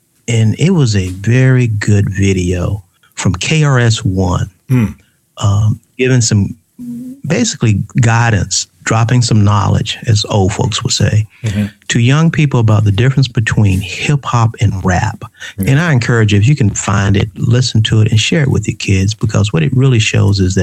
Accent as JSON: {"language": "English", "town": "Atlanta", "region": "Georgia", "country": "United States", "tie": "born or raised there", "said": "We're from the Grove Park community in Atlanta, Georgia, the 3031. We all went to Grove Park Elementary"}